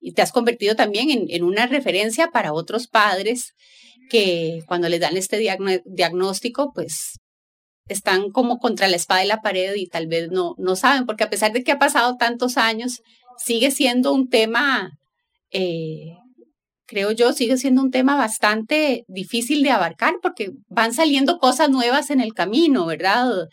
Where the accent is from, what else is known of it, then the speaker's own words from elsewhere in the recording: Costa Rica; yo soy tica